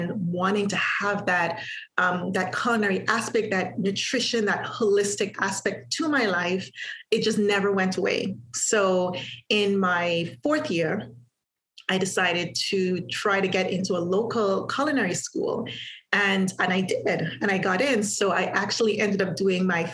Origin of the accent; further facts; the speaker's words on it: Antigua & Barbuda; moved away as an adult; also born or lived in Halifax, Canada; I am from Antigua, small island in the Caribbean. I was born there. I was raised there